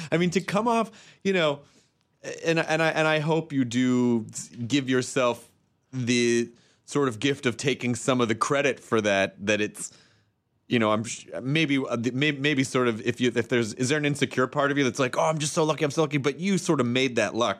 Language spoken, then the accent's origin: English; Tennessee, United States; I'm from Tennessee